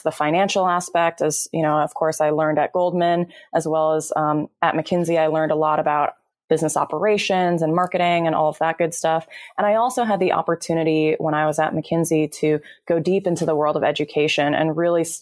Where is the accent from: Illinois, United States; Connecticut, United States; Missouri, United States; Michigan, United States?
Illinois, United States; Chicago suburbs; now in California, United States; I am originally from the Chicago suburbs, but moved out to California